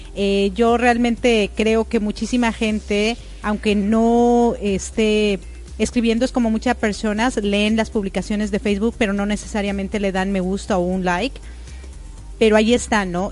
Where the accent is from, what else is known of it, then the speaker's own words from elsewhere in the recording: Mexico; now in Florida, United States; como buena mexicana